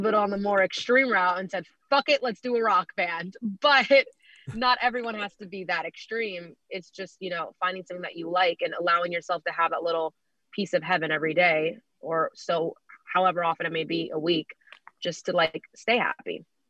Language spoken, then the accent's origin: English; New York, United States; I'm a New Yorker myself.